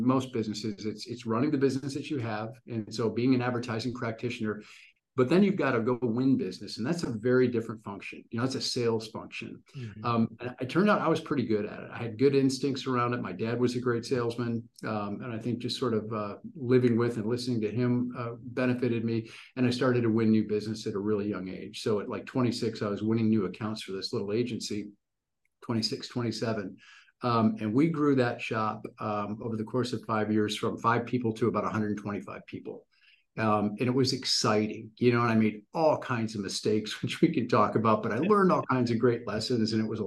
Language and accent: English; Michigan, United States; now in Dallas, United States; went back up to my home state, my original home state of Michigan